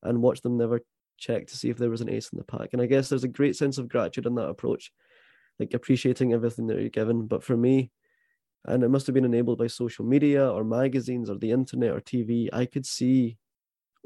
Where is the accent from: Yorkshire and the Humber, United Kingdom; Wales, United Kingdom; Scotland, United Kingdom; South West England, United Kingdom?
Scotland, United Kingdom; Prestwick; accent: Scottish; I am very much Scottish. I was born in the west coast of Scotland in a sunny seaside town called Prestwick.